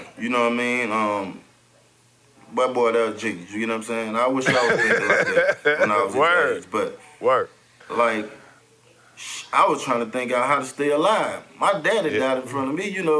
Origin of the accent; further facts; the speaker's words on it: Atlanta, Georgia, United States; Everybody, I grew up in Bankhead Projects, where … them from.